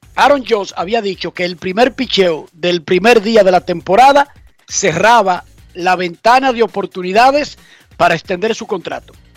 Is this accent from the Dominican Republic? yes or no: yes; Dominican Republic; somos dominicanos